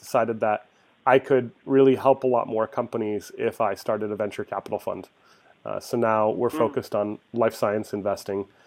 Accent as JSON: {"language": "English", "town": "Mesa", "region": "Arizona", "country": "United States", "tie": "born or raised there", "said": "I grew up in Mesa, Arizona, the son of immigrants."}